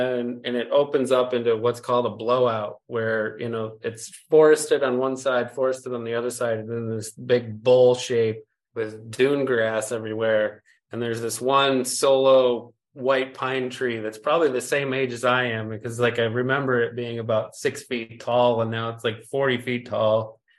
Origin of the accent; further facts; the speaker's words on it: Lake Michigan, United States; I was blessed by the fact that I grew up on one of the Great Lakes. I grew up on Lake Michigan, and my folks have this little slice of property